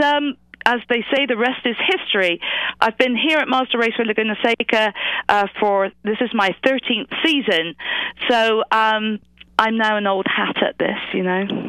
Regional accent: England, United Kingdom; accent: British; moved away as an adult; now in United States; I grew up in England. Uh, I was a school teacher. I moved to the United States

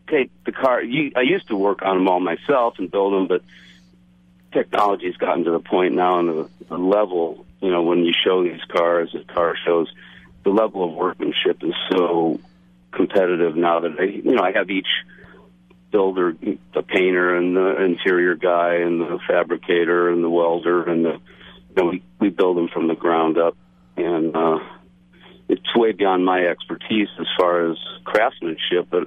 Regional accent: Santa Rosa, California, United States; it right around my hometown here in Santa Rosa and San Rafael.

